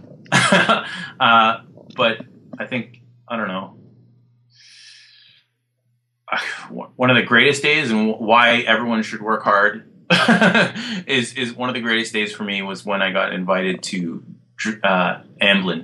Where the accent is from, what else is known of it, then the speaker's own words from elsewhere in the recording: Alberta, Canada; I grew up in Alberta